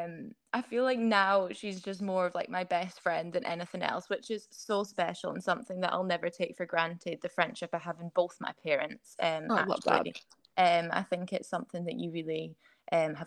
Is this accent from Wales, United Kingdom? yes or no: no; Scottish Borders, Scotland, United Kingdom; also born or lived in Edinburgh; So I was born in Edinburgh. And then I moved down to the Scottish borders to a very small village when I was only about two. So it's all I've ever known.